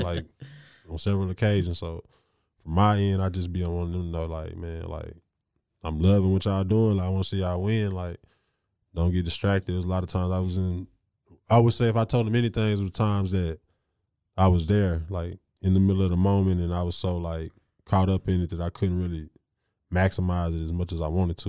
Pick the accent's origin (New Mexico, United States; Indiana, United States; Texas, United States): Texas, United States; Waco; the pride that we are to be from Waco